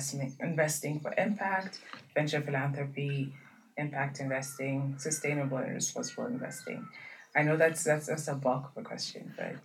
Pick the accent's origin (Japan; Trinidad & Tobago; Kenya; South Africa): Kenya; I'm actually Kenyan myself.